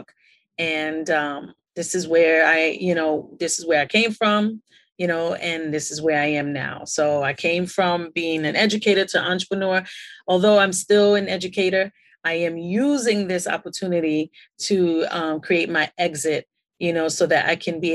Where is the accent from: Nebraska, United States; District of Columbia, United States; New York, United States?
New York, United States; New York City; also born or lived in Queens, New York; I was born and raised in Brooklyn, New York City